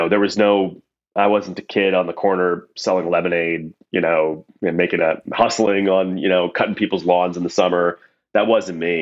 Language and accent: English; New Jersey, United States; also born or lived in New York area; I was raised here in the States between mostly New Jersey, but, you know, in and around the New York area